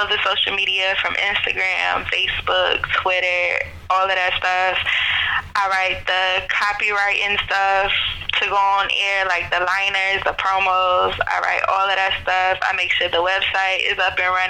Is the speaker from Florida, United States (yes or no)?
yes; Jacksonville, Florida, United States; I am from Jacksonville, I moved away in 2006 and I didn't come back till 2013